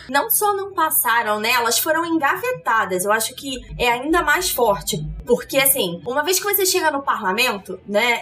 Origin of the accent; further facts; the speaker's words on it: Rio de Janeiro, Brazil; eu sou carioca